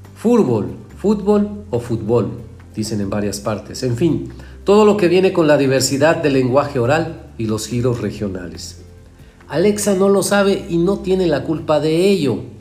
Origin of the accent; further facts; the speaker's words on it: Mexico; en México la escuchamos muy normalita